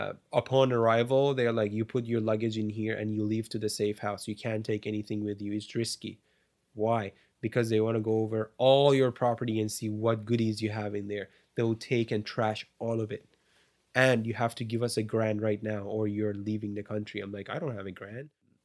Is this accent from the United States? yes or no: no; Canada; I'm saying me as a Canadian, I am so spoiled and privileged that now I don't even think about those